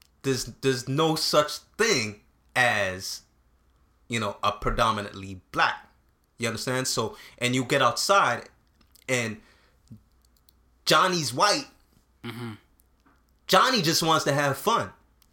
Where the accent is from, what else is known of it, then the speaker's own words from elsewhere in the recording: Canada; even though I grew up in Canada, and not to say that there's no racism here